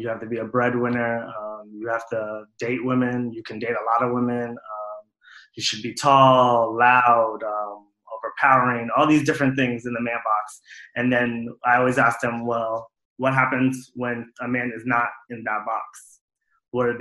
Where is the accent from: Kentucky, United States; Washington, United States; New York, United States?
New York, United States; New York City; also born or lived in North Carolina / Somalia (ancestry); My family is from Somalia. I was born and raised in New York City, spent a few years in North Carolina when I was younger